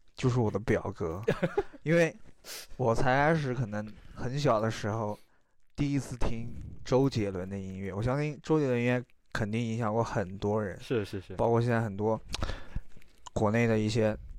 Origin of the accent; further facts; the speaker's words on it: Guanshang, Yunnan, China; 因为我从小生活在关上这个地方，然后我觉得这个地方能代表我